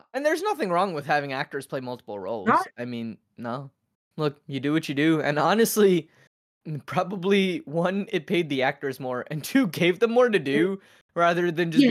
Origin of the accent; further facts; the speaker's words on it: United States; I 100% grew up in America